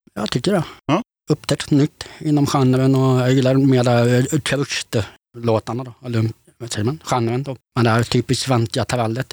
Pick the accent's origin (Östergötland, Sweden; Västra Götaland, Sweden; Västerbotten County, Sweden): Västra Götaland, Sweden; Gothenburg; moved away as an adult; now in Örebro, Sweden; född och uppväxt i Göteborg, men jag lämnade stan för 16 år sedan